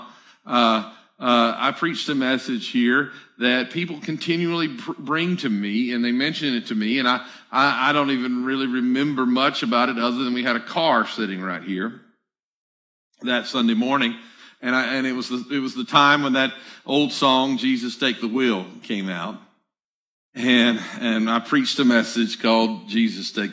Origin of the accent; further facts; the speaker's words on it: the South, United States; I'm from the South